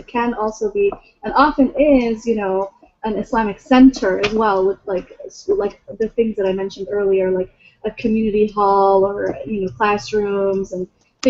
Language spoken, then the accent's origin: English; Lansing, Michigan, United States; born there; No, I was born in Lansing.